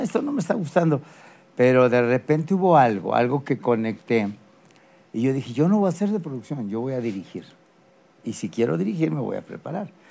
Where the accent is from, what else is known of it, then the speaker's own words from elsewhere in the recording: Mexico City, Mexico; nací en la Ciudad de México